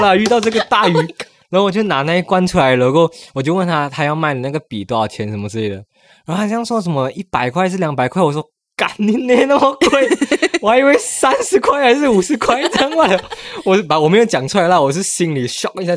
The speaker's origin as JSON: {"language": "Chinese", "country": "Malaysia", "moved": "yes", "lives_now": "Taiwan", "said": "我说我马来西亚来的"}